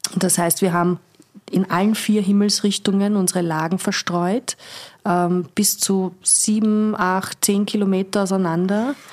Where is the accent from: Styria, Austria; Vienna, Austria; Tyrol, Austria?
Vienna, Austria; moved away; also born or lived in Weinviertel; Ich komme aus Strebersdorf.